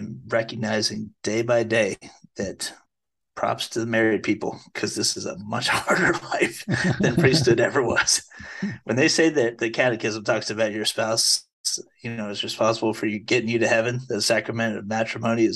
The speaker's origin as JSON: {"language": "English", "region": "East Coast", "country": "United States", "tie": "born or raised there", "also_born_or_lived": "Indiana", "moved": "as an adult", "said": "I was born and raised on the East Coast, and my mom's side of the family is from Indiana"}